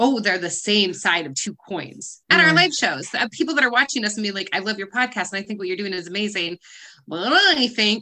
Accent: United States; I'm an American

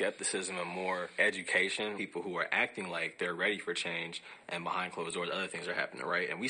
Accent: Evanston, Illinois, United States; Growing up in Evanston

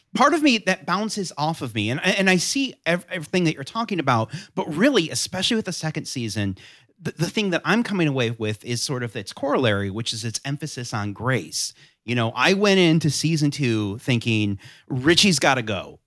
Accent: Southwest Michigan, United States; now in North Carolina, United States; I grew up in Southwest Michigan

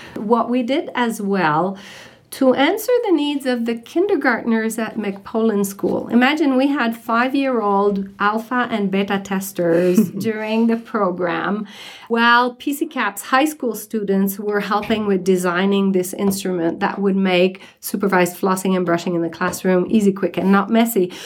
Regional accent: Canada; moved away as an adult; now in Summit County, United States; I'm a dentist from Canada, and I've been practicing dentistry for close to 40 years until I moved from Canada to here at the end of 2012

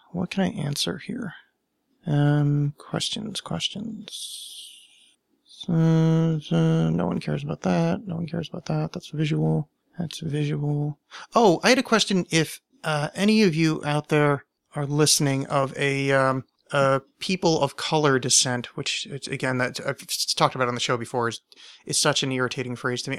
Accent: United States; as an American

